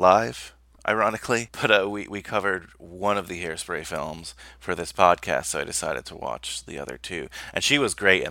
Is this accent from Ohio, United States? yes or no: no; New Jersey, United States; where I grew up in New Jersey